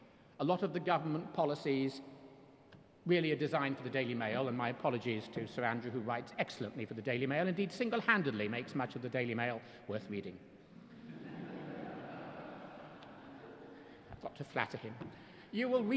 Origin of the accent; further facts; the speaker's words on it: Jersey; I'm from Jersey